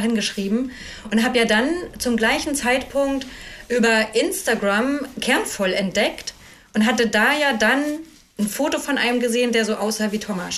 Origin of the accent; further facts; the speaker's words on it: Ueckermünde, Mecklenburg-Vorpommern, Germany; moved away as an adult; also born or lived in Cologne / Hamburg; now in Schleswig-Holstein, Germany; ich bin aus Ückermünde ursprünglich, also da bin ich geboren und aufgewachsen. Ückermünde Altwarp in Mecklenburg-Vorpommern am Oderhaff